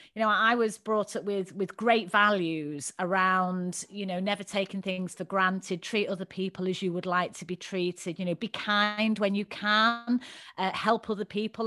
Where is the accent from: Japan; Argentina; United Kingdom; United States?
United Kingdom; Manchester, North West England; moved away; growing up in Manchester. You can probably tell from my dulcet tones.